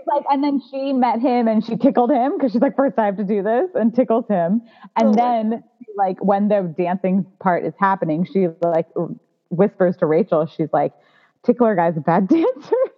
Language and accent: English; United States; a second generation Indian growing up in America